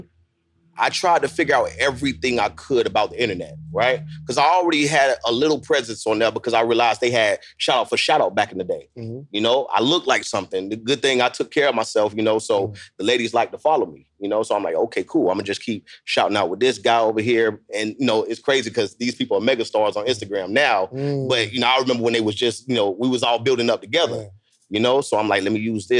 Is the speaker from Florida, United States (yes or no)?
yes; Tampa, Florida, United States; I'm from Tampa, Florida